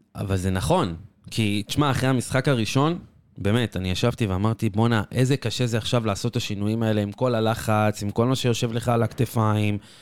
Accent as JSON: {"language": "Hebrew", "country": "Israel", "said": "רובנו כישראלים"}